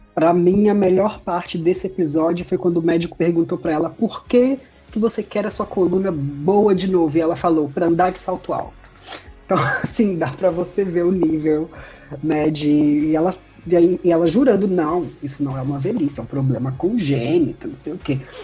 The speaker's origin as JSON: {"language": "Portuguese", "country": "Brazil", "said": "a gente é brasileiro"}